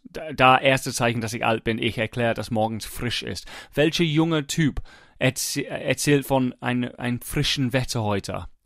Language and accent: German; England, United Kingdom; ich versuche auch als Engländer in England, es gibt wenig sonnige Tage.